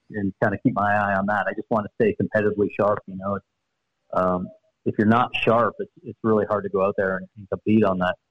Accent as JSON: {"language": "English", "town": "Sarnia", "region": "Ontario", "country": "Canada", "tie": "born or raised there", "said": "My hometown in Sarnia, it's a small community, about 70,000 people"}